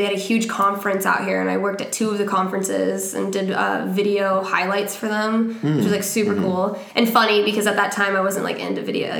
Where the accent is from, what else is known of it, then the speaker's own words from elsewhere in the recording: Tri-City area, Eastern Washington, United States; moved away; I'm from Eastern Washington.